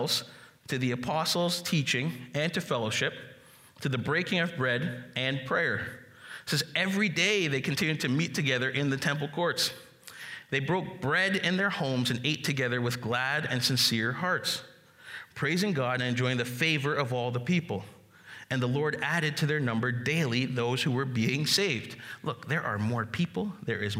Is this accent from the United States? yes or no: no; Jamaica; I'm Jamaican